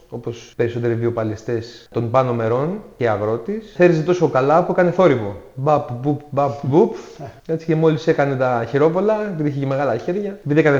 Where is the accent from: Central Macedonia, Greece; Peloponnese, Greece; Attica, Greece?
Attica, Greece; Athens; Γεννήθηκα στην Αθήνα, μεγάλωσα στην Αθήνα στον Παγκράτη, στη Γούβα Παγκρατίου.